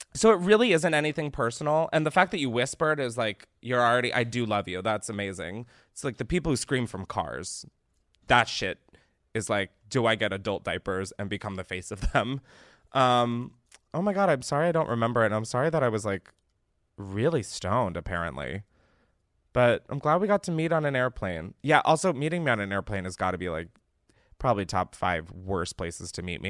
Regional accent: East Coast, United States; I'm fucking from the East Coast. I live a state below New Jersey

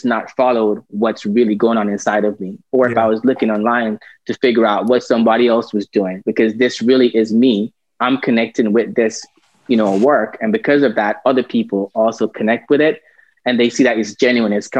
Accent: Jamaica; I'm a Jamaican by birth

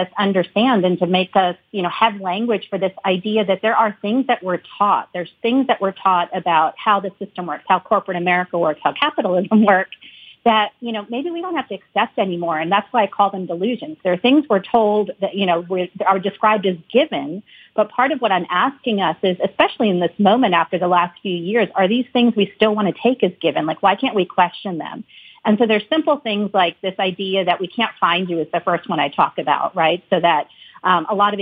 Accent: United States; growing up in the United States, being Indian American.

